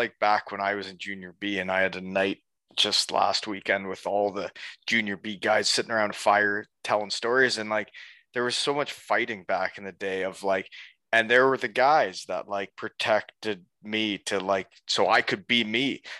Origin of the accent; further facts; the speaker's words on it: Elmira, New York, United States; after I'd only played in Elmira, my hometown